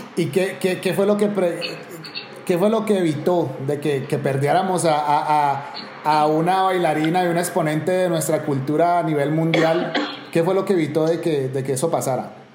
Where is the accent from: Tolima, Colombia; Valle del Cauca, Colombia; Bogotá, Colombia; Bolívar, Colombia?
Valle del Cauca, Colombia; Cali; como caleño